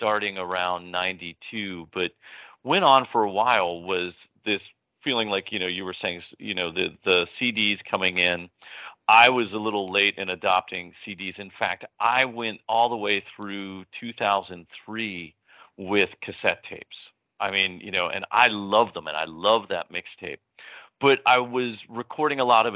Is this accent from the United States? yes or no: yes; Philadelphia, Pennsylvania, United States; the house that I grew up with was on Penn campus